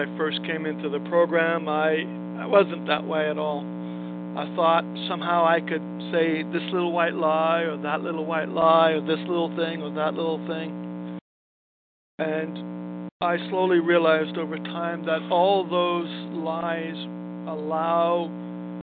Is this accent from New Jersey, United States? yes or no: no; New York City, New York, United States; born or raised there; now in Los Angeles, United States